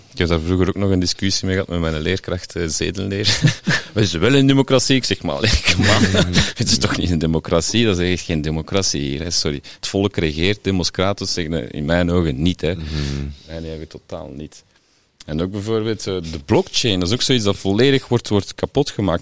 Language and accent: Dutch; Flemish Brabant, Flanders, Belgium; moved away as an adult; also born or lived in Sint-Amandsberg / Ghent; now in Melle, Belgium; ik kom van Vlaams-Brabant